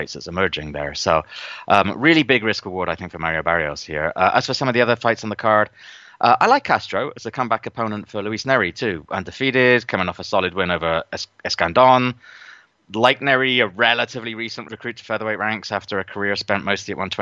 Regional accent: across the Bristol Channel from Cardiff, South West England, United Kingdom; just across the Bristol Channel from my hometown

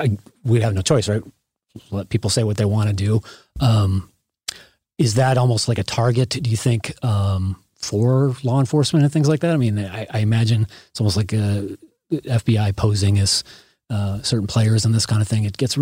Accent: Chicago, Illinois, United States; You know, I grew up in Chicagoland area, and I remember the Illinois Nazis and Skokie.

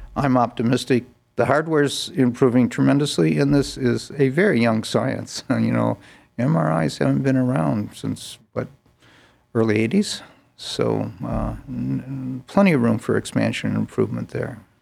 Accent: Northern Illinois, United States; moved away as an adult; also born or lived in Chicago / Bethesda / Baltimore; now in Cleveland, United States; originally I'm from Northern Illinois, about uh, 90 miles west of Chicago

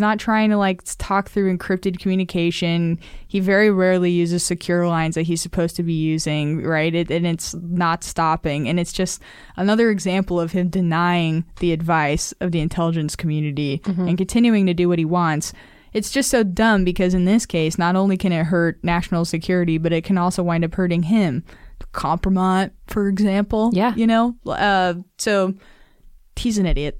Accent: Nevada, United States; Nevada, my home state

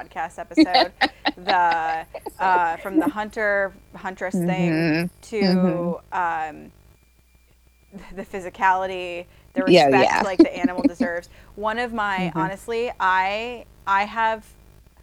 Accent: Midwest, United States; I'm from the Midwest

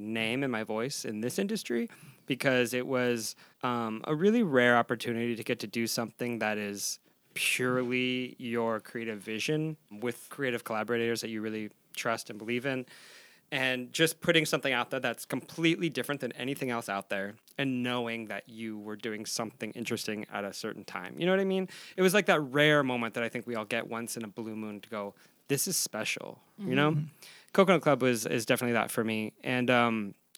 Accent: Tucson, Arizona, United States; now in Los Angeles, United States; growing up in Arizona, living in Los Angeles

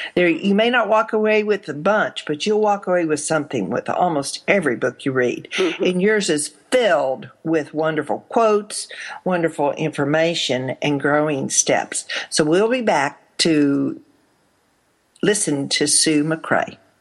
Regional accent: Arkansas, United States; also born or lived in Texas; I was in Arkansas when I grew up, born in Texas, raised in Arkansas

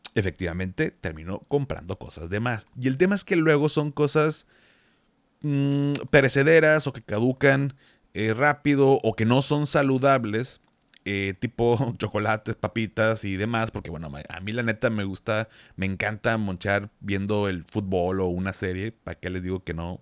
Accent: Monterrey, Nuevo León, Mexico; yo como soy regio

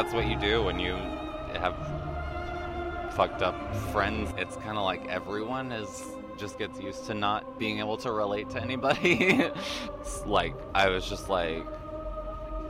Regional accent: Juneau, Alaska, United States; I'm from Juneau, which is the capital, but it's only, like, 30,000 people

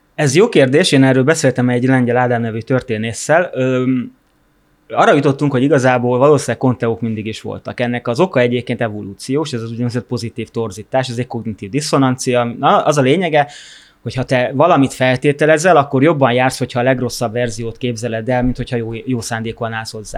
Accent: Hungary; én Magyarországon egy vidéki családban nőttem fel külterületen

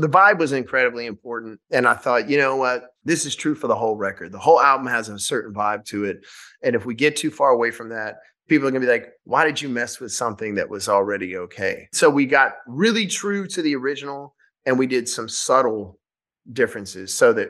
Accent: Shreveport, Louisiana, United States; we filmed the first night of the tour in my hometown in Louisiana, in Shreveport.

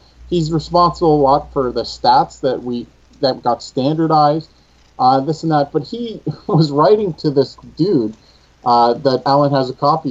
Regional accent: Kitchener, Ontario, Canada; I grew up in Kitchener.

